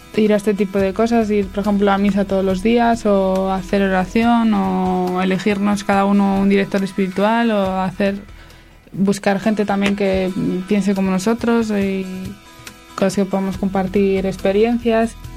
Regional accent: Santander, Cantabria, Spain; tengo 20 años y soy de Santander.

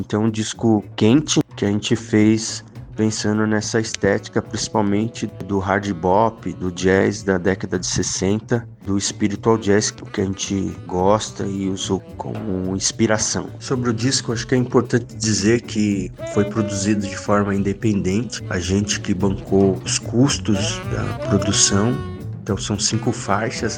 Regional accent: São Bernardo do Campo, São Paulo, Brazil; also born or lived in Mauá / Ribeirão Pires; Sou daqui da região do ABC, moro em Ribeirão Pires, mas já passei pelas cidades de São Bernardo, morei, nasci lá, morei em Mauá também

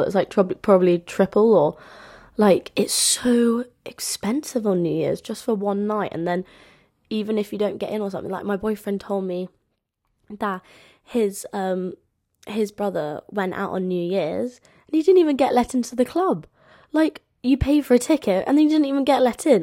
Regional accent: London, United Kingdom; as you can tell from my accent, um, I'm from London

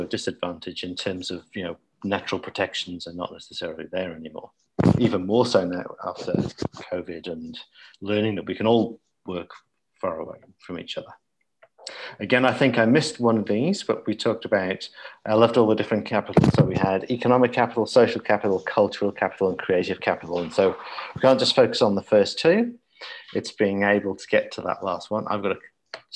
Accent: South Wales, United Kingdom; when I was growing up in Old South Wales

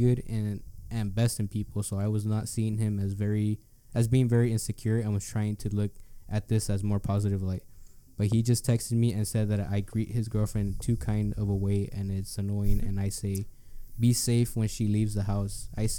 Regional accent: the South, United States; I always make friends easy because of being from the South and what the fuck? I'm from the South.

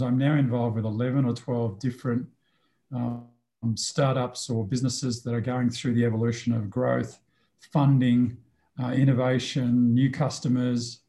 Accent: Australia; moved away as an adult; also born or lived in Sydney, Australia / Canberra, Australia / Melbourne, Australia / Singapore; now in Mexico; I am an Australian who's been an international expatriate

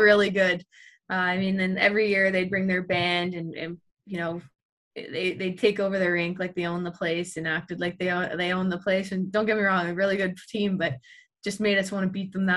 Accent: Ottawa, Ontario, Canada; moved away; also born or lived in Syracuse; my hometown of Ottawa

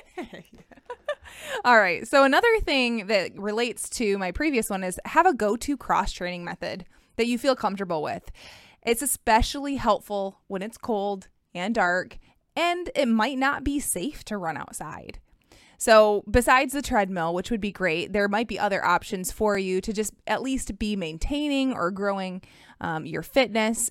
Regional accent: Michigan, United States; I'm from Michigan

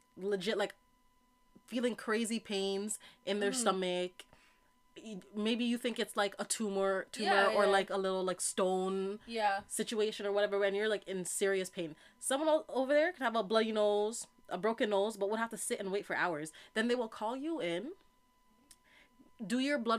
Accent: Canada; we're Canadian

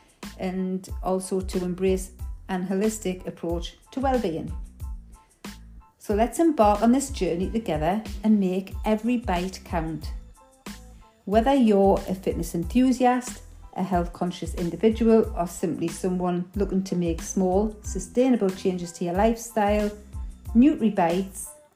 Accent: Newcastle upon Tyne, North East England, United Kingdom; accent: Geordie; Because of my Geordie accent, some people may find it a little bit difficult to understand the dialect.

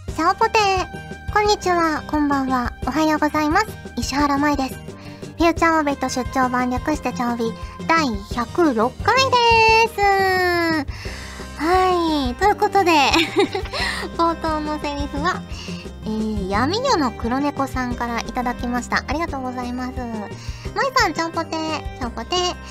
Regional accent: Fukuoka, Japan; moved away; 私はもうあれですよ福岡出身

